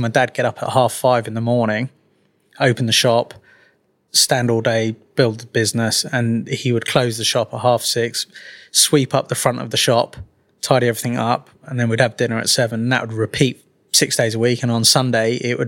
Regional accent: Twickenham, London, United Kingdom; accent: Mockney; also born or lived in Walsall; I was born in Walsall, which a lot of people don't know from this Mockney accent I now carry. I was very lucky that mum and dad moved to London when I was very young. They ended up in Twickenham

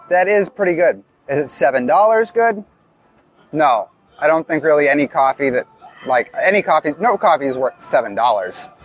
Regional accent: Massachusetts, United States; I'm from Massachusetts, which is the home of Dunkin' Donuts. My my hometown is actually uh, host to the original Dunkin' Donuts

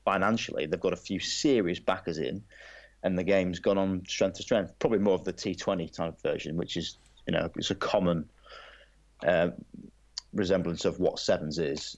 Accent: England, United Kingdom; as an Englishman

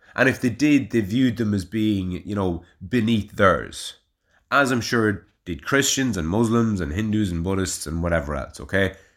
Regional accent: Navan, Leinster, Ireland; now in Kilberry, Ireland; if somebody asked me where I'm from and I said Navan

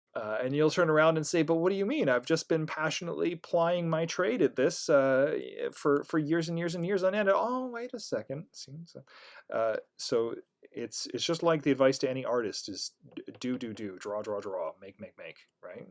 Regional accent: Canada; I'm Canadian

